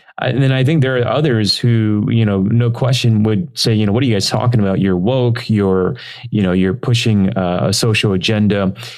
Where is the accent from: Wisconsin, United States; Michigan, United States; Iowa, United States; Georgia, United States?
Michigan, United States; Detroit; moved away as an adult; also born or lived in Texas; now in Chicago, United States; so I grew up in Detroit. I lived a few years in Texas.